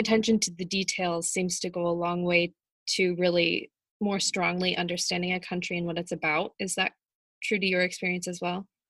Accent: United States; the stereotype for Americans is just that we're

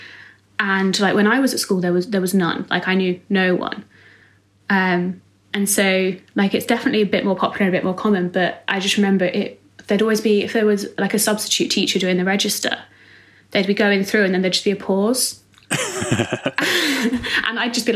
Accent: Bedfordshire, East of England, United Kingdom; I'm from Bedfordshire, which is like a quite rural, very sort of white British area

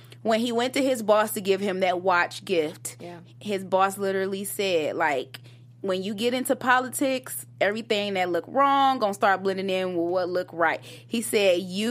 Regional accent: Detroit, Michigan, United States; moved away; I was from Detroit

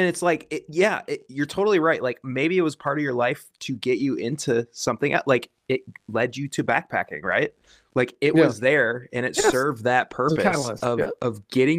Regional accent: Wisconsin, United States; also born or lived in Washington / Oregon; now in Pacific Northwest, United States; I come from Wisconsin where we had a deer season from September until December.

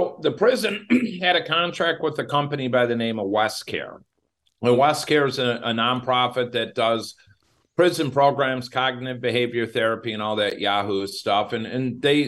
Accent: Crystal Lake, Illinois, United States; Crystal Lake, Illinois. That's my hometown

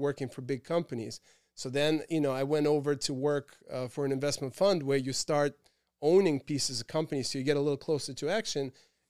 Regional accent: Rangoon, Yangon Region, Myanmar; also born or lived in Bangkok, Thailand / Moscow, Russia; I grew up in Rangoon, Burma, and spent time in Bangkok, Thailand. And then, of course, my family always had a home in Moscow. This is where I went to high school.

